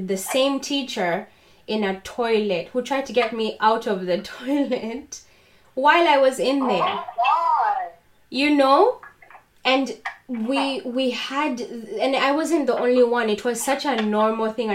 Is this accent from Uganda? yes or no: yes; Uganda; I grew up in Uganda